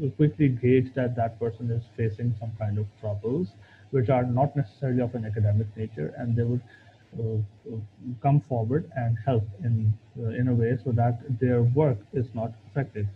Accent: Pakistan; we overall as Pakistani PhD candidates

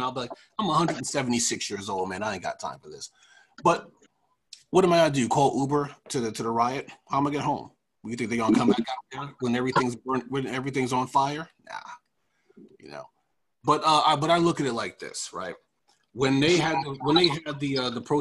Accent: Long Island, New York, United States; I'm from Long Island

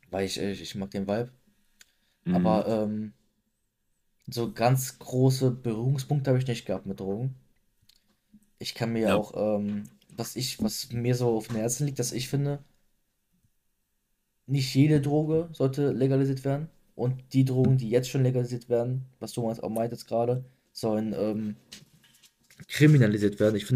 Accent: Germany; bei uns in Deutschland

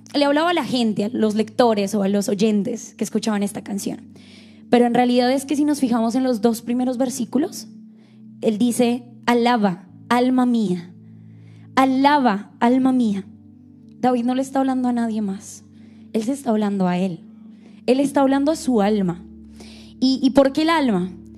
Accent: Bogotá, Colombia; accent: Rola; moved away; soy colombiana, soy de Colombia

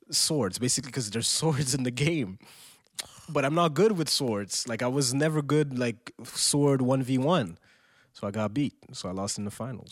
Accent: Quebec, Canada; they came from Haiti here, first generation born on Queb, uh, Queb, uh, Quebecer soil.

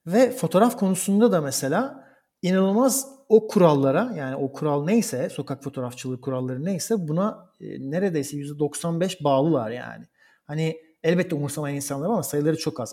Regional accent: Istanbul, Turkey; moved away as an adult; also born or lived in Bergamo, Italy / Koblenz, Germany / Berlin, Germany; now in Rome, Italy; Türkiye'de doğmuş, İstanbul'da doğmuş bir insan olarak

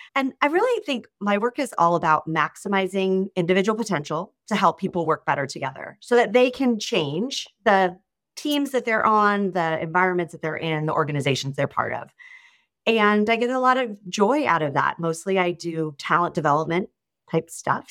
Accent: Sacramento, California, United States; moved away as an adult; also born or lived in Ohio; now in Los Angeles, United States; I'm actually originally from Northern California, so the Sacramento area

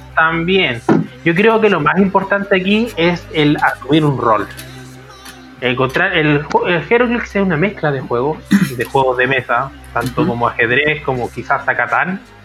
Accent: Iquique, Tarapacá, Chile; moved away as an adult; now in Santiago, Chile; yo soy de Iquique

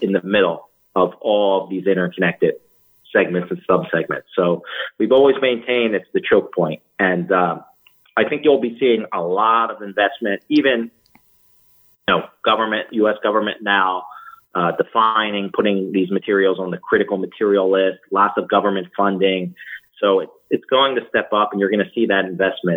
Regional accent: Jersey Shore, New Jersey, United States; I grew up on the Jersey Shore

